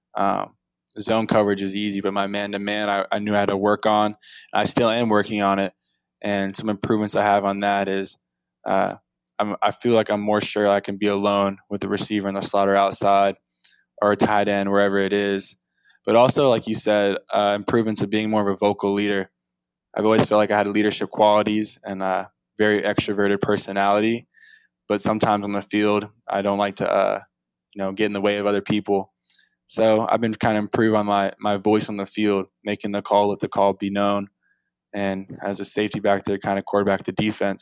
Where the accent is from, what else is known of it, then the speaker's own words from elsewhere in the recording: Atlanta, Georgia, United States; I'm from South Atlanta area